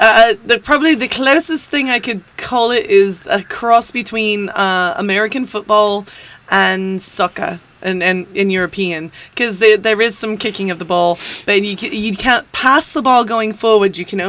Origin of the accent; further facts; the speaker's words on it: Scotland, United Kingdom; moved away; I'm not Irish. I'm actually Scottish.